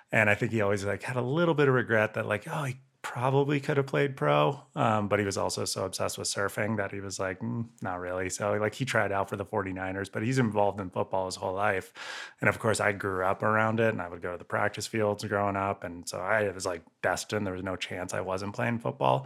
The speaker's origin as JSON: {"language": "English", "town": "Santa Cruz", "region": "California", "country": "United States", "tie": "born or raised there", "moved": "yes", "said": "I grew up in Santa Cruz and I, yeah, I grew up surfing"}